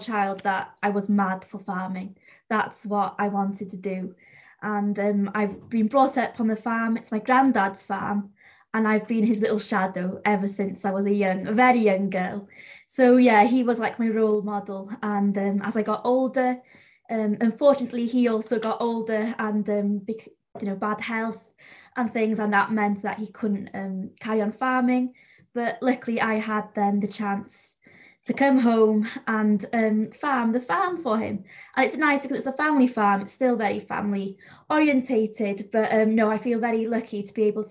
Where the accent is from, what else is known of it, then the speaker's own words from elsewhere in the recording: North Wales, United Kingdom; accent: North Wales Welsh accent; first language Welsh; English is a second language; up in North Wales, I don't know if you can tell, but the accent is very different to South Wales